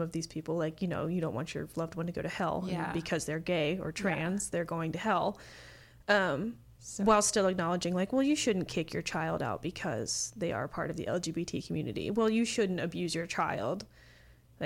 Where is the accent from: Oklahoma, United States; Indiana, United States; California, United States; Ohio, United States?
Indiana, United States; a smaller town in; I am from a smaller town in Indiana that is very conservative and small